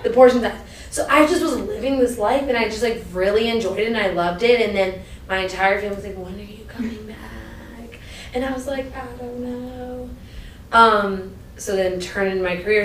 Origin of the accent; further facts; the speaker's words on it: Maryland, United States; moved away as an adult; also born or lived in Hampton / Los Angeles, California; I grew up in Maryland, like my, when they came from Pakistan, they showed up in Laurel, Maryland, down the street